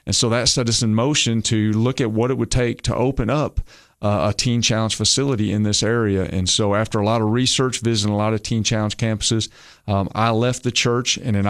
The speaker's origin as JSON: {"language": "English", "region": "Michigan", "country": "United States", "tie": "born or raised there", "said": "I'm originally from Michigan. Now, nobody turn off the radio. Okay, I'm not a Yankee. I'm a transplant. But I actually had a lot of family from Alabama, but I grew up in Michigan because my family from Alabama moved up there during the factories."}